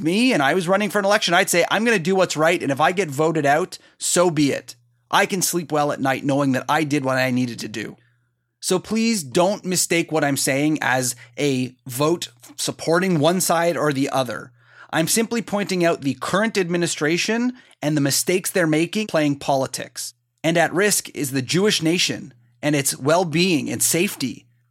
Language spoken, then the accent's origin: English; Canada; I'm Canadian